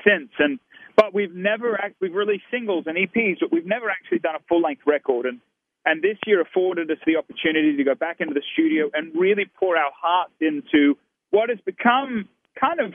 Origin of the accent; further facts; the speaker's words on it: Australia; now in United States; as an Australian-American